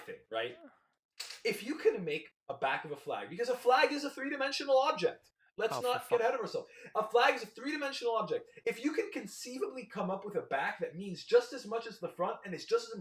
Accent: Florida, United States; We are from Florida

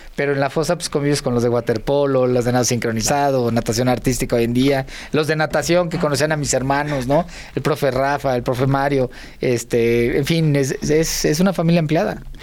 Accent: Unidad Cuauhtémoc, near Tlalnepantla, State of Mexico, Mexico; todo lo que vi un niño desde los cinco años en adelante, ahí lo aprendí

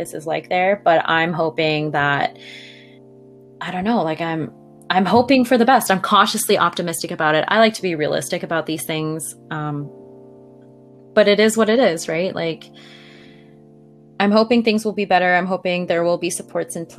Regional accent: Canada; As a Canadian

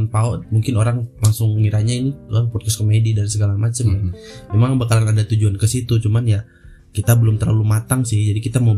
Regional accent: West Java, Indonesia; udah kan aku kan emang orang Sunda.

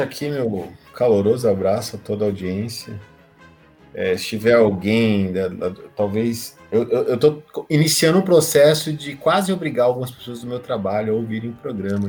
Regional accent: Brazil; nós brasileiros

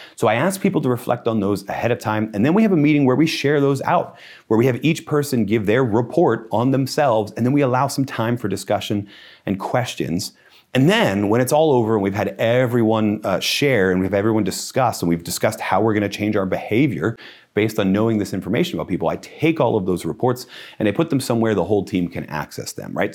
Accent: United States; I'm an American

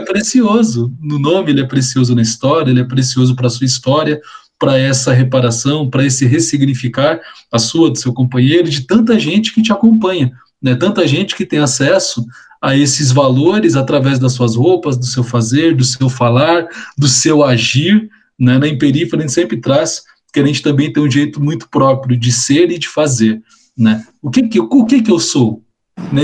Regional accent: Brazil

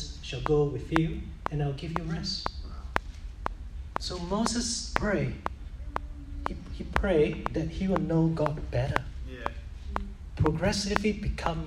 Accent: Singapore; I was brought up in Singapore

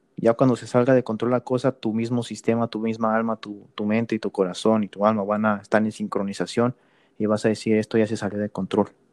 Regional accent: Mexico; now in United States; yo me considero mexicano porque crecí en México. Nací estadounidense

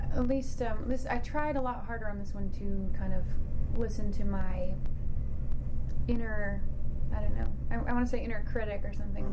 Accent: Idaho, United States; now in Boston, United States; growing up in Idaho

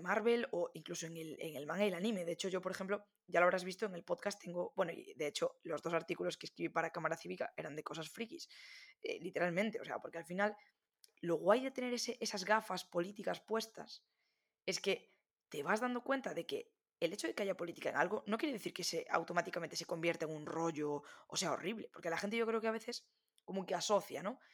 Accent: Galicia, Spain; also born or lived in A Coruña; yo soy de Galicia, vivo en Coruña

